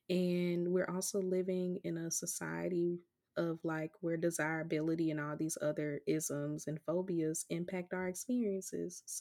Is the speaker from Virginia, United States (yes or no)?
no; Chicago, Illinois, United States; I'm from Chicago